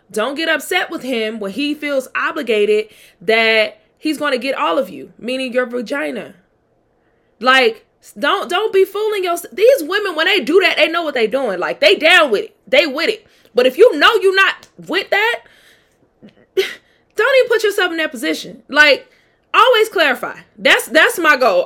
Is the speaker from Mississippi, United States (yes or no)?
yes; Mississippi, United States; also born or lived in Atlanta; I'm from Mississippi